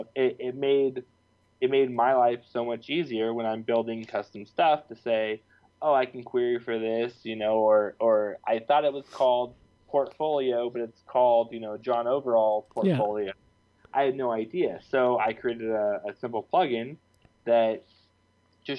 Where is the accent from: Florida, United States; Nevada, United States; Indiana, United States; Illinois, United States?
Nevada, United States; Reno; I grew up with in Reno, Nevada